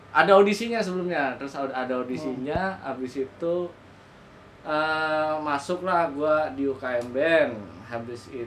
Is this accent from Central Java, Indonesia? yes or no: yes; Purwokerto, Central Java, Indonesia; Awalnya gue main musik itu dari gereja sih pertamanya di Purwokerto